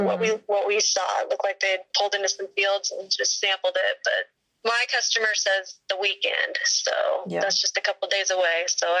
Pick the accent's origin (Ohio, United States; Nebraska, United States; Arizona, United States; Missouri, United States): Nebraska, United States; Holdrege; I am from Holdrege, Nebraska.